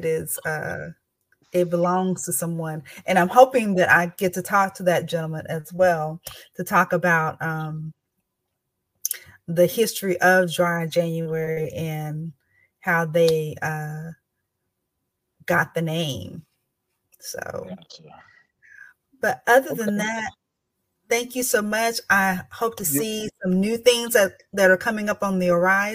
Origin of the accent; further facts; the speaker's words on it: the South, United States; I'm from the South